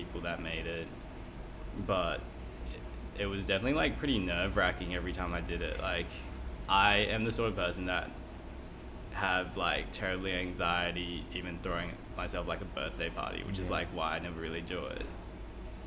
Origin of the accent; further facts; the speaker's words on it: Brisbane, Queensland, Australia; moved away as an adult; also born or lived in Taipei, Taiwan; now in Sydney, Australia; I lived the next 9 years of my life in Taiwan, Taipei, Taiwan. And moved back to Brisbane when I was 9 with my family. Finished high school there in 2009 and moved to Sydney for uni.